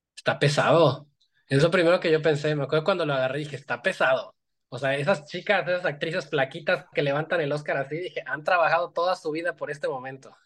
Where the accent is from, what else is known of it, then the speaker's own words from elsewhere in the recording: Iguala, Guerrero, Mexico; yo soy de una ciudad muy chiquita, o sea, soy de aquí de Iguala